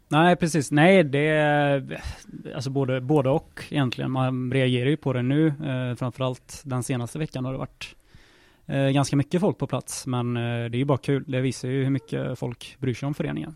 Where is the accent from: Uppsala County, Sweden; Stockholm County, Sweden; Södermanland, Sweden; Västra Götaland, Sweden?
Västra Götaland, Sweden; Lidköping; moved away; som vi säger hemma i Lisch.